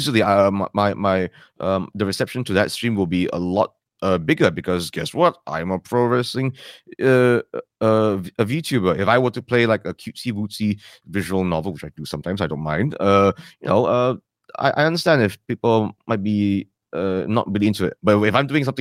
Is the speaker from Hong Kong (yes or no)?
no; Malaysia; first language English; We are a complex country